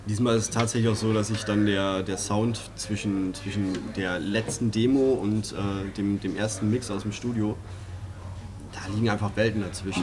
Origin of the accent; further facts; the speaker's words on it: Greven, North Rhine-Westphalia, Germany; bei uns zu Hause in Greven